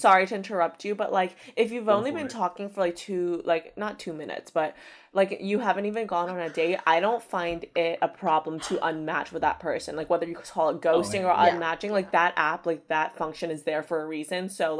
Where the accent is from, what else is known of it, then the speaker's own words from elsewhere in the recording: Texas, United States; I'm from Texas and that to me is the South.